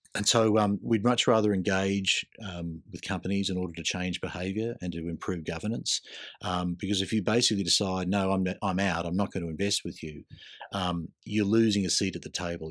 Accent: Queensland, Australia; I grew up in Queensland

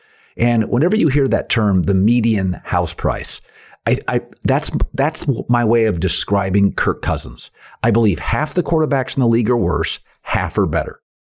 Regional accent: Pacific Northwest, United States; I'm from the Pacific Northwest, and for years I've been bagging on Pete Carroll and the house of cards this is.

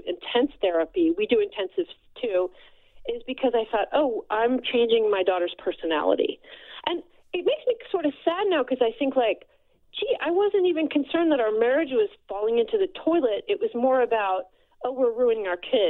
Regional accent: New Jersey, United States; I'm from New Jersey

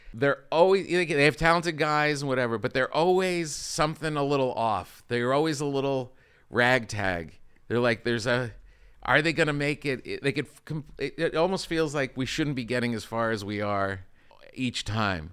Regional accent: New Jersey, United States; I grew up in New Jersey

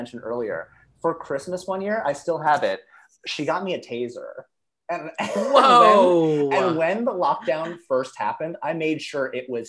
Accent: Massachusetts, United States; moved away as an adult; also born or lived in Texas; Oh yeah, I'm from Massachusetts. I grew up in Massachusetts, but I kind of grew up all over the place, and then. My parents now live in Texas.

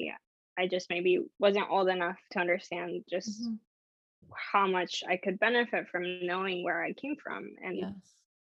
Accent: San Diego, California, United States; also born or lived in Nicaragua; having grown up in San Diego

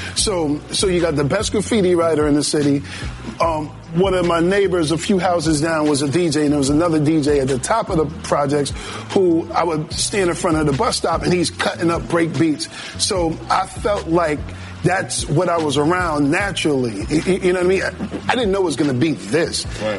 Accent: Springfield, Massachusetts, United States; now in Atlanta, United States; Springfield, Massachusetts. That's my hometown.

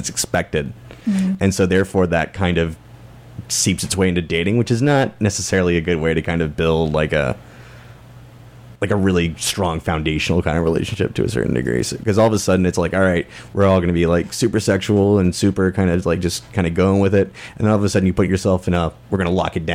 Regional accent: Maryland, United States; now in Bay Area, United States; I'm from Maryland originally

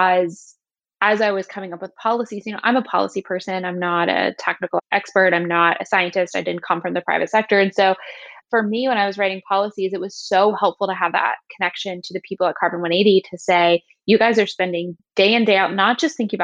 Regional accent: Southern West Virginia, United States; moved away as an adult; now in Washington, D.C., United States; I'm from Southern West Virginia, little town called Canova, outside of a town called Canova

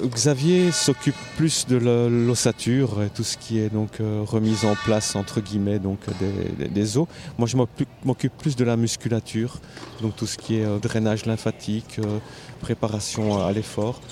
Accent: Namur, Wallonia, Belgium; je viens de Namur

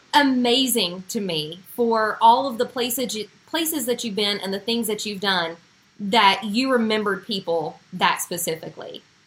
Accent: Huntington, West Virginia, United States; I was from Huntington, West Virginia

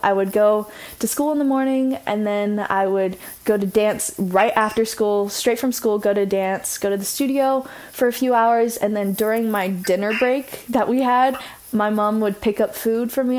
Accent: Orange County, California, United States; I grew up, grew up. I'm growing up in Orange County.

